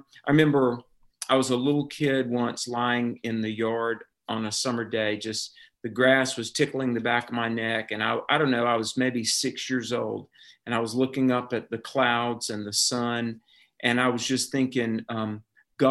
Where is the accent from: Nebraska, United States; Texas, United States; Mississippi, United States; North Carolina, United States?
North Carolina, United States; I grew up in North Carolina, and the Bible Belt